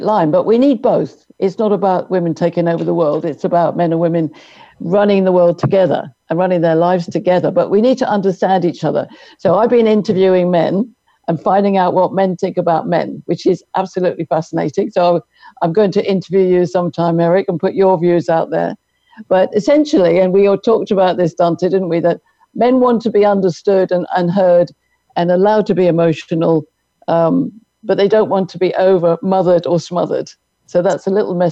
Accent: London, United Kingdom; moved away as an adult; now in Irvine, United States; I'm from London, but I'm married to my American soulmate, Jim, Jim Omtz

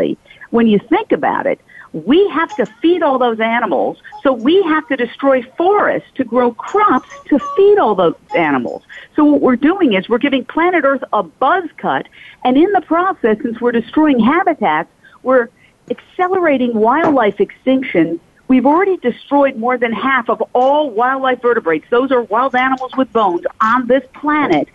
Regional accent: New York City, New York, United States; I grew up in Midtown Manhattan

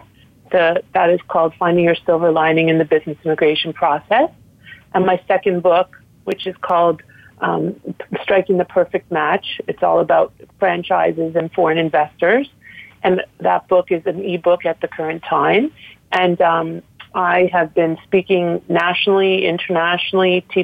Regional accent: Toronto, Ontario, Canada; moved away as an adult; now in South Florida, United States; I am originally from Toronto and I'm licensed in Canada. I'm a lawyer from there. I went to law school there

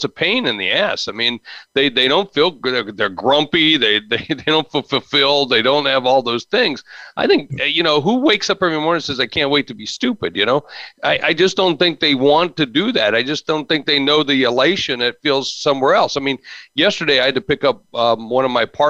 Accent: Charleston, West Virginia, United States; born there; I was born in Charleston, West Virginia.

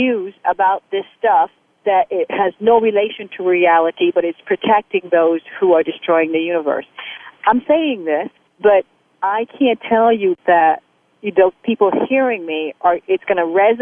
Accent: United States; also born or lived in Haiti; I was born in Haiti, I'm a Haitian woman, I was raised in America, and I'm American.

